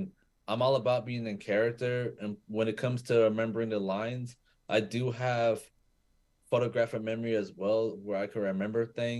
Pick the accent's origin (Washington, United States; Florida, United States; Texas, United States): Florida, United States; Tampa; Yeah, my hometown.